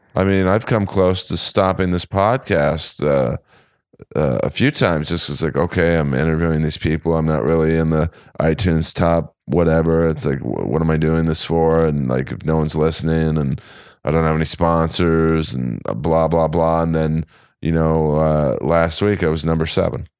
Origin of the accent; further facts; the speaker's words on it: Los Angeles, California, United States; I grew up in West L A.